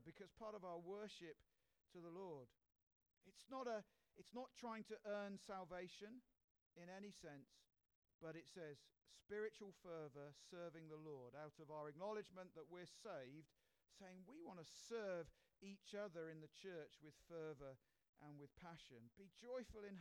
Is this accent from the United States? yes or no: no; United Kingdom; we're British